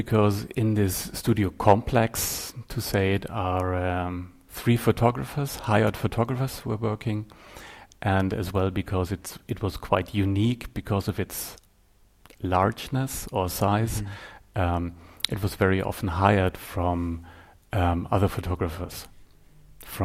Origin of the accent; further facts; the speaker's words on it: Göttingen, Lower Saxony, Germany; also born or lived in Bavaria / Stuttgart; Actually, I was born in Bavaria, then went to a city in the middle of Germany, Göttingen, and then for my apprenticeship in a studio, I went down to Stuttgart and stayed there.